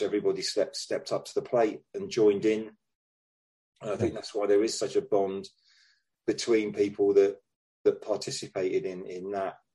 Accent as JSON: {"language": "English", "region": "London", "country": "United Kingdom", "said": "because I was you know I was a, a DFL, I was down from London, and um, didn't know anybody."}